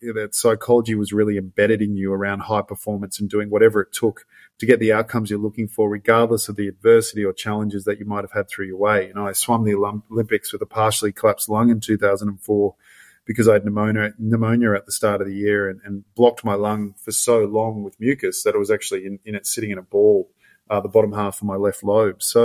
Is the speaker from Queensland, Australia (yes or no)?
yes; Gold Coast, Queensland, Australia; I grew up on the Gold Coast